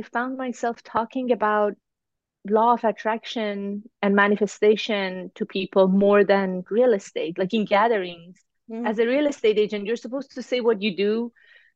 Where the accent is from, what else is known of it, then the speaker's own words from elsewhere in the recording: Iran; now in Toronto, Canada; I live in Toronto, Canada. I'm originally from Iran